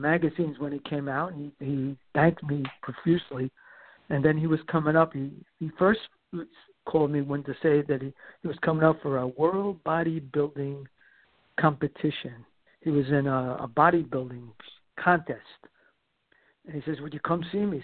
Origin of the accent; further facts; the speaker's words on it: New York City, New York, United States; I'm Italian from Brooklyn